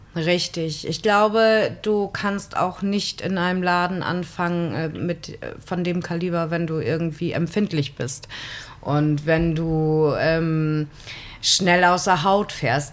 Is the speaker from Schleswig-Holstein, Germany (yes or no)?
yes; Husum, Schleswig-Holstein, Germany; ich bin ja nun auch in Husum aufgewachsen